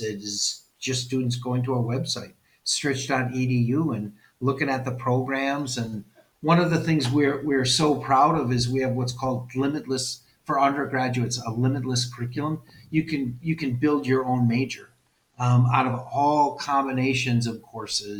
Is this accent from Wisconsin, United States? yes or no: yes; West Allis, Wisconsin, United States; also born or lived in Wauwatosa; I was born and raised in West Allis